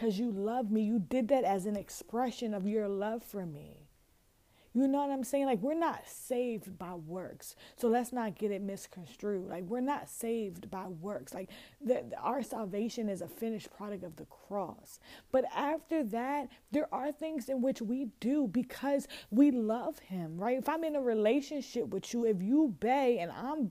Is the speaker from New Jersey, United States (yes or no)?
yes; Chesilhurst, New Jersey, United States; also born or lived in Camden, New Jersey; I'm from Chislehurst